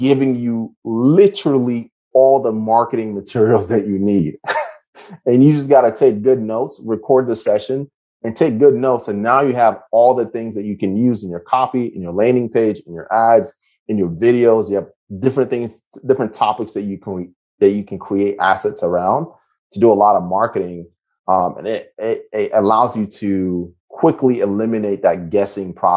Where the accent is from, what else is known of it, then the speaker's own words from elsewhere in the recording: United States; I'm an American